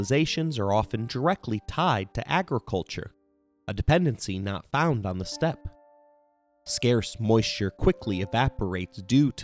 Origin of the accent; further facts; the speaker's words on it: Indiana, United States; my home state of Indiana